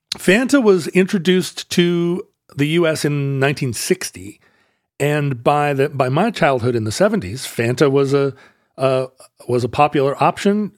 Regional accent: United States; also born or lived in Seattle, Washington / Alaska; Growing up partly in Seattle and partly in Alaska, we said pop

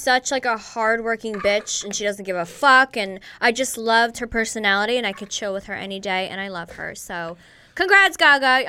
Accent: New York, United States; I grew up in New York

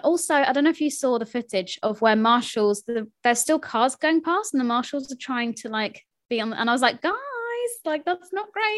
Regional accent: United Kingdom; I am British

